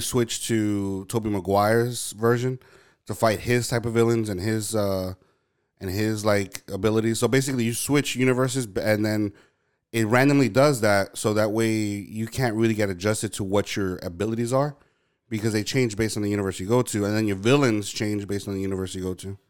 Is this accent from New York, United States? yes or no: yes; New York, United States; I was born and raised in New York